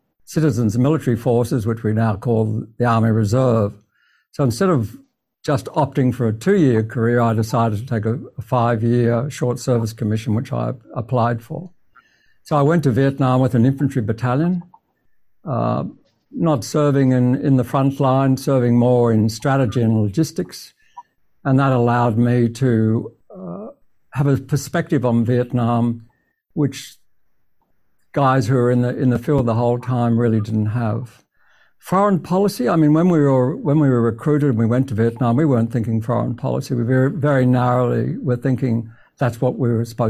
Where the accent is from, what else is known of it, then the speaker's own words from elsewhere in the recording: Queensland, Australia; moved away; I'm a boy from Queensland